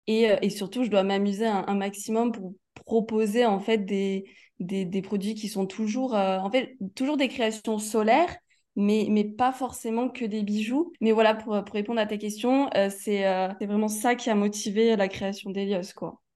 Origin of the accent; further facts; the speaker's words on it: Aix-en-Provence, Provence-Alpes-Côte d'Azur, France; moved away; je suis née à Aix-en-Provence